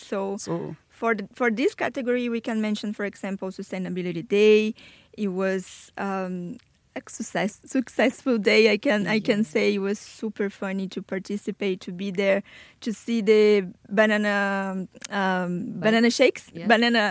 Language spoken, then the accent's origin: English; Brazil; English is a second language; moved away as an adult; now in Bradford, United Kingdom; I am from Brazil